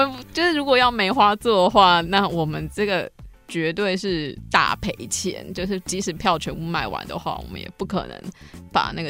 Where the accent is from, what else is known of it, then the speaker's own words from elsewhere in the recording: Kaohsiung, Taiwan; 因为我小的时候就是学跳舞嘛，哦、然后对，国小三年级就考进舞蹈班之后，那个时候我是高雄的舞蹈班，就是真正国小舞蹈班